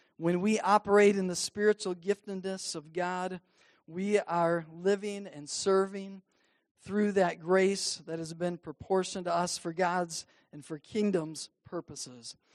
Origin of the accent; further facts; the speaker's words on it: Cadillac, Michigan, United States; growing up in the Cadillac Wesleyan Church